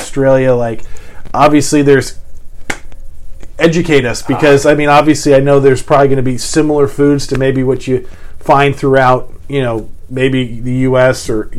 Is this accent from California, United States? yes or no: yes; San Diego, California, United States; moved away; I grew up in San Diego